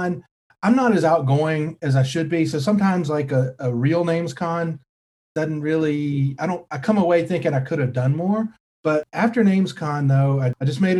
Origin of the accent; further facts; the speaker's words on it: North Carolina, United States; also born or lived in Florida / Kentucky; I grew up in North Carolina